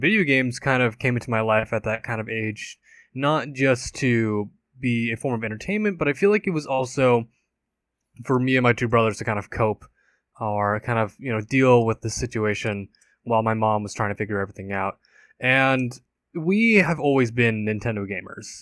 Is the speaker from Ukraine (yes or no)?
no; California, United States; I grew up and I've been born and raised in California